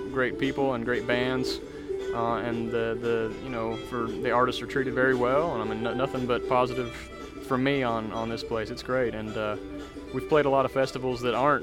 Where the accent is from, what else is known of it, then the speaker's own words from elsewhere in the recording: Draper, Utah, United States; I grew up in Salt Lake, in Draper, Utah, but just south of Salt Lake City there